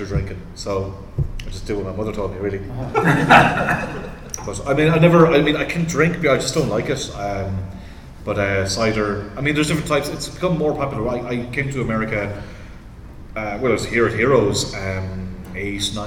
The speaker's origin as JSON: {"language": "English", "country": "Ireland", "tie": "born or raised there", "said": "where I grew up in Ireland"}